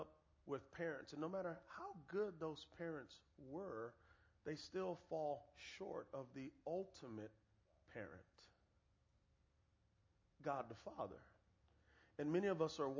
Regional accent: San Antonio, Texas, United States; I am from San Antonio, Texas, and my best friends are Mexican, so I know a little bit of Spanish

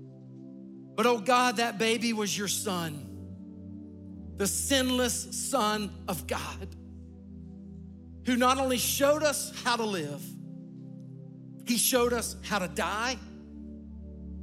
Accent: Sumter, South Carolina, United States; I grew up in a small town, Sumter, South Carolina

